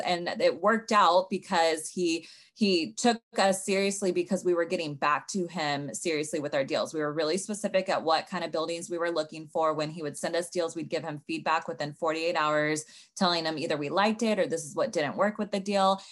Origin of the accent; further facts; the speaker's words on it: Sacramento, California, United States; moved away as an adult; now in Los Angeles, United States; I'm originally from Sacramento